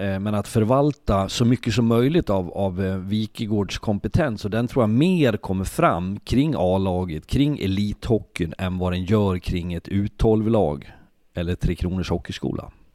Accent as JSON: {"language": "Swedish", "town": "Leksand", "region": "Dalarna County", "country": "Sweden", "tie": "born or raised there", "said": "Jag är född och uppvuxen i Leksand, bor i Leksand"}